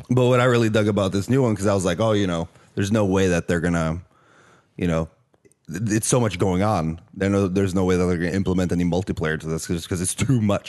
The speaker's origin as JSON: {"language": "English", "country": "Norway", "also_born_or_lived": "Australia", "second_language": "English", "moved": "yes", "said": "I'm technically from Norway"}